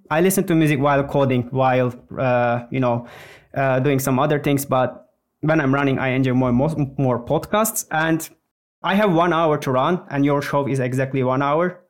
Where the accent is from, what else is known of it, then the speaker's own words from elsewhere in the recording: Turkey; moved away as an adult; now in Finland; I'm from Turkey, but I've been living in Finland for the last eleven years